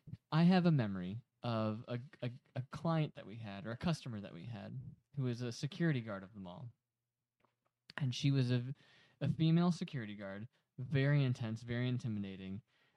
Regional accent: Aurora, Illinois, United States; I grew up in Aurora, Illinois.

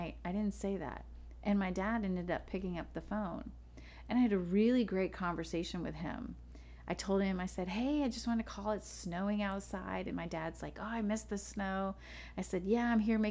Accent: Florida, United States; moved away as an adult; also born or lived in upstate New York; now in New York, United States; I'm from Florida

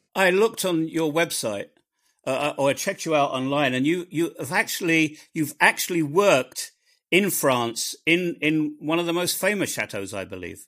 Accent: England, United Kingdom; I'm an Englishman

